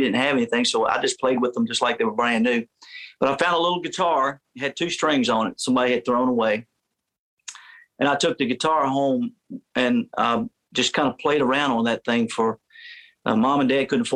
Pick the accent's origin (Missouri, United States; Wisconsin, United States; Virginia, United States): Virginia, United States; I grew up in Virginia